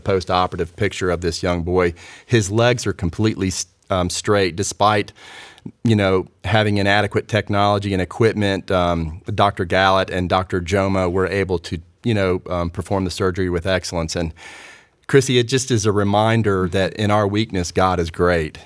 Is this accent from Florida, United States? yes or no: no; Raleigh, North Carolina, United States; growing up in Raleigh